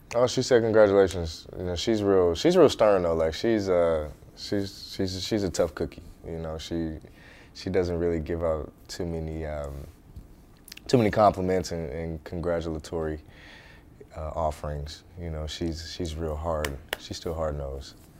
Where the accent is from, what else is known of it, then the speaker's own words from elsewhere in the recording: St. Louis, Missouri, United States; moved away as an adult; growing up in St. Louis playing middle school, high school